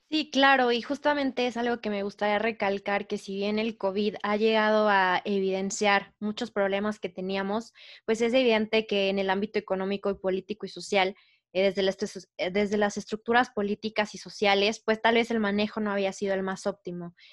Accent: Mexico; todos como mexicanos

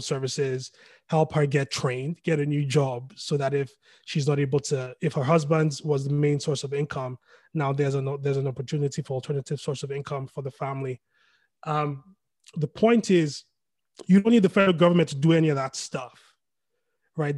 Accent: Lagos, Nigeria; I was born in Lagos, lived in Lagos all my life. I come from an Igbo family.

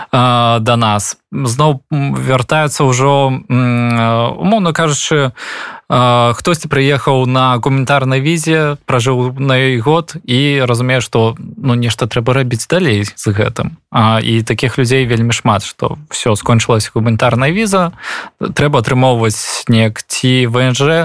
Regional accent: Belarus; moved away; мы беларусы

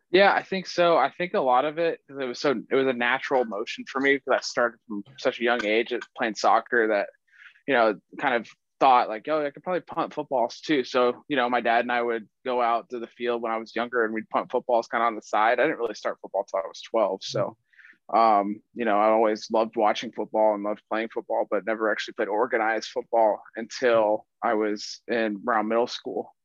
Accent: Atlanta, Georgia, United States; I'm from Atlanta, Georgia

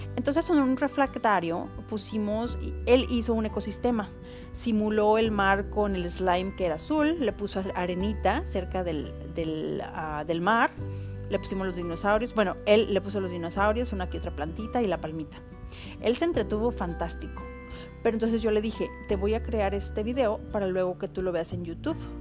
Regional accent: Autlán, Jalisco, Mexico; el barrio de las montañas donde yo crecí en Autlán, Jalisco

